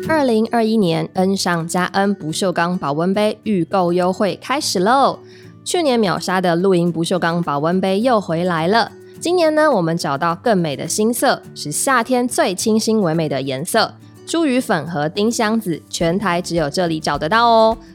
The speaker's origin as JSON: {"language": "Chinese", "country": "Taiwan", "said": "我是个本省人"}